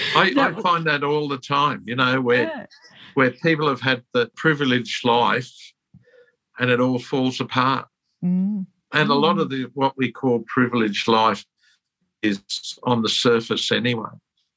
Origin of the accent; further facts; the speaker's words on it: England, United Kingdom; born there; I was born in England during the war.